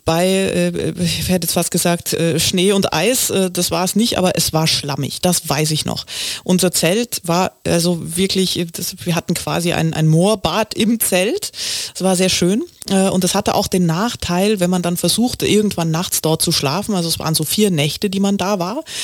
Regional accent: East Germany, Germany; now in Berlin, Germany; wie sich das für einen richtigen Ossi gehört, gar nicht wahnsinnig weit weg von zu Hause, nämlich ungefähr eine Autostunde von meinem Heimatdorf entfernt nach Leipzig

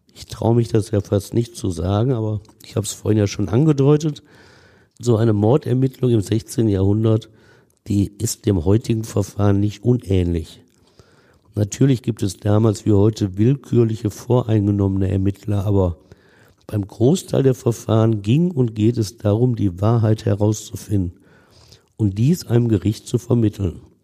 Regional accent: Essen, North Rhine-Westphalia, Germany; In meinem Heimatort Essen-Kupferdreh

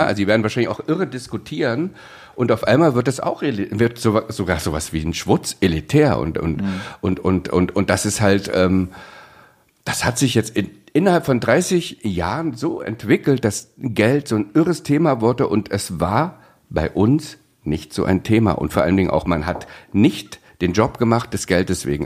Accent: East Germany, Germany; Ich bin ja aufgewachsen im Osten

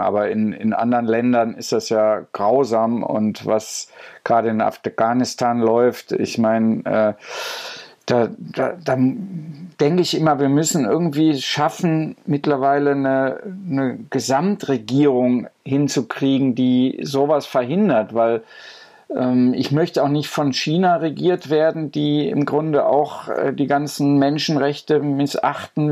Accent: Goch, North Rhine-Westphalia, Germany; moved away; mit Goch bin ich auch sehr verbunden über das Museum und äh, so meine Heimatstadt so zu besuchen

